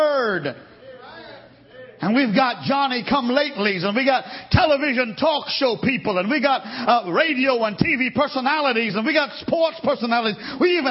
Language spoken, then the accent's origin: English; United States; I'm an American